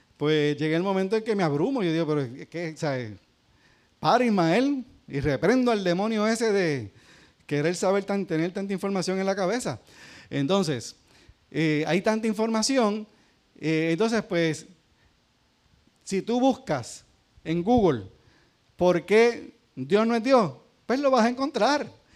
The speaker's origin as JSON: {"language": "Spanish", "country": "Puerto Rico", "said": "los que somos puertorriqueños"}